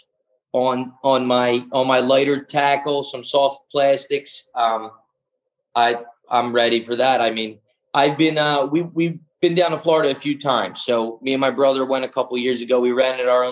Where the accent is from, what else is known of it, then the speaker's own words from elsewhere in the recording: Greece; moved away; when I grew up in Greece, every summer we were spear fishing